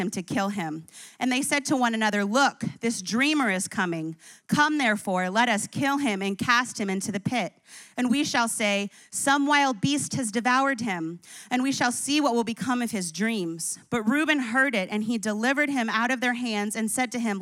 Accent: New Jersey, United States; moved away; also born or lived in Colorado; I grew up in Jersey.

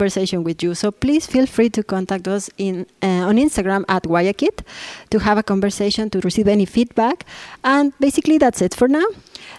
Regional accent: Mexico; moved away as an adult; now in Saudi Arabia; I am from Mexico.

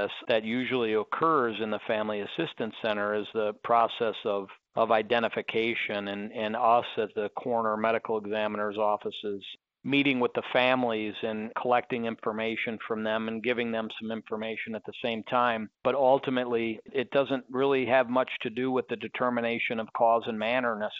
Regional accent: Minnesota, United States; now in Las Vegas, United States; I grew up in Minnesota and played hockey all my life

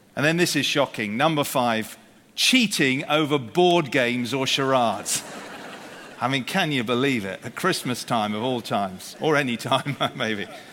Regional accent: United Kingdom; we're British here

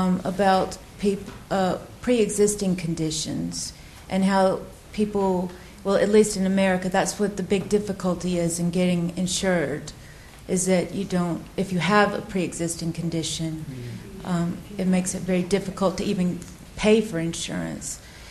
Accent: United States; moved away as an adult; now in United Kingdom; Hi, as an American who's fairly new to this country

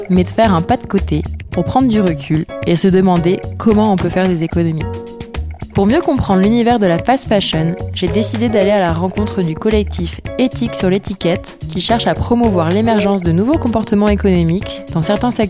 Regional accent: Paris, Île-de-France, France; en tant que parisienne, jeune trentenaire

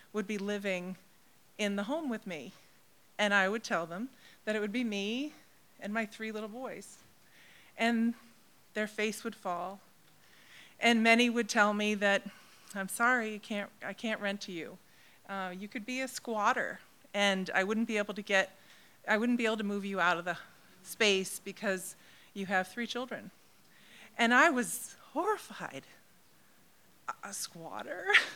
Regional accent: MetroWest, Massachusetts, United States; also born or lived in Crozet, Virginia; now in Cape Cod, United States; I grew up off Cape in Metro West area

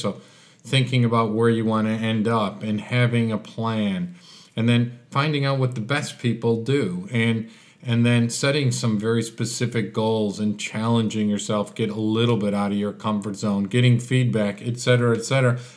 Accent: Chicago, Illinois, United States; moved away as an adult; now in Adelaide, Australia; with my accent, uh, Chicago was home. That's where I had lived my life, and all of a sudden I was deposited in Australia, Adelaide

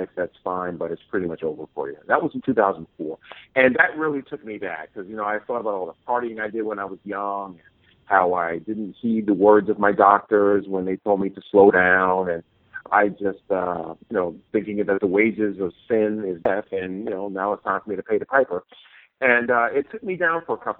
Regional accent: New York City, New York, United States; moved away as an adult; born and raised in Queens, New York

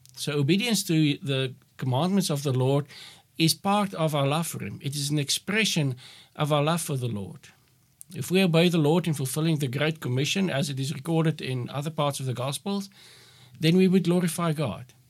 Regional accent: Northern Cape, South Africa; also born or lived in Kakamas; I'm from the Northern Cape, where the climate is much different from y-, what it is here in the Western Cape.

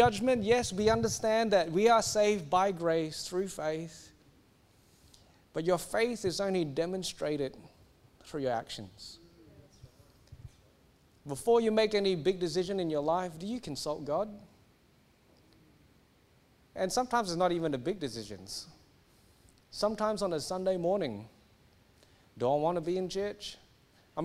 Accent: Singapore; now in Australia; I grew up in Singapore. I'm meant to be Singaporean. I'm now Australian

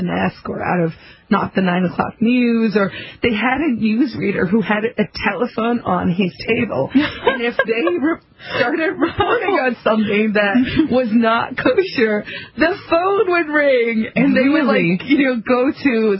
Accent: South Africa; now in United States; I'm from South Africa originally.

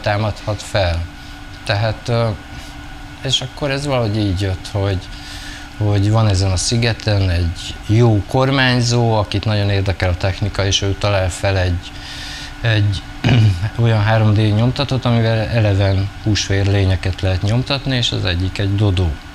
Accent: Celldömölk, Vas, Hungary; moved away; also born or lived in Budapest / Brussels; én egy kisvárosban nőttem fel

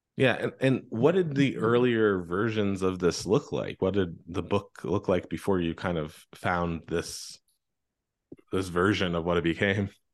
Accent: Pennsylvania, United States; I grew up in Pennsylvania

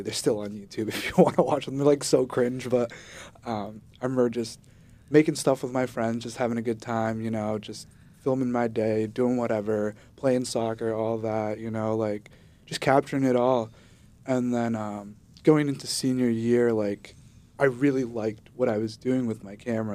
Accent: Guatemala; now in United States; I was born in Guatemala

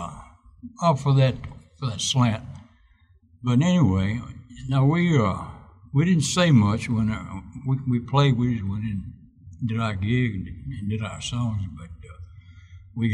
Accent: Meridian, Mississippi, United States; moved away as an adult; also born or lived in New York / Los Angeles; I was from Meridian, Mississippi.

